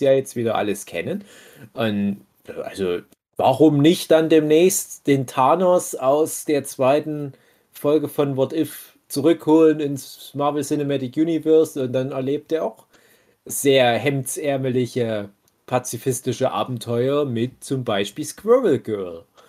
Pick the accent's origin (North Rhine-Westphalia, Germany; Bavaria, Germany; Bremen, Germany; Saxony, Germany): Saxony, Germany; hier bei uns in Sachsen?